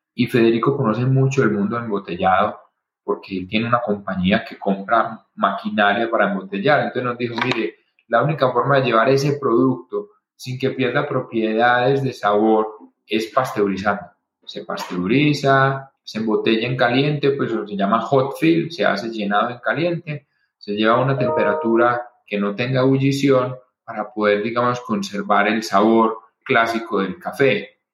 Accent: Colombia; also born or lived in Boston

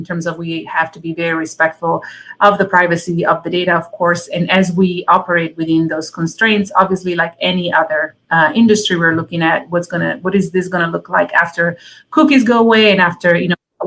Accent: Italy; moved away; My dad was in the Italian army growing up in Italy

